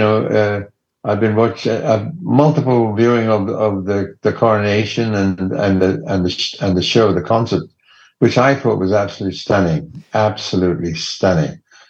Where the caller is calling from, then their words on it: Los Angeles, California, United States; I'm in Los Angeles.